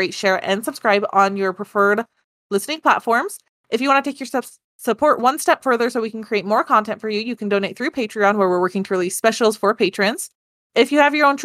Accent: United States; we're American

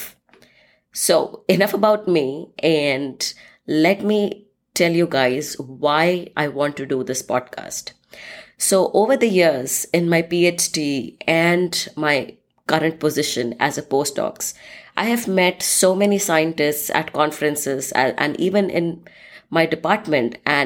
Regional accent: India; moved away as an adult; also born or lived in Scotland; now in United States; I'm originally from India and currently living in the United States for the past 7

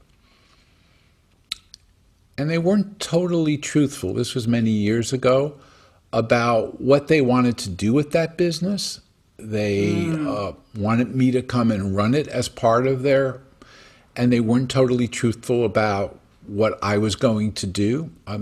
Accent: New York, United States; now in Saratoga, United States; I'm a kid from European parents, born in New York. I'm Jewish. I live in Saratoga.

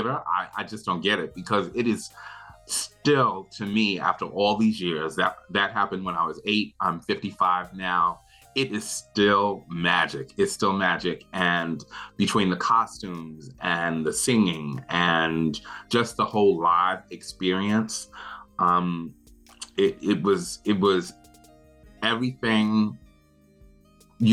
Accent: New York City, New York, United States; now in Brooklyn, United States; I grew up in Queens, Laurelton, Queens, to be exact

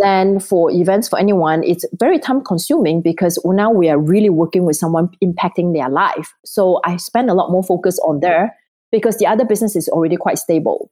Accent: Singapore; moved away; I'm originally from Singapore

